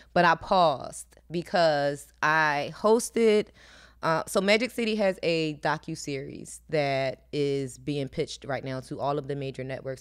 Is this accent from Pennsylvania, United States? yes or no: yes; Philadelphia, Pennsylvania, United States; moved away as an adult; now in Atlanta, United States; I'm from Philly.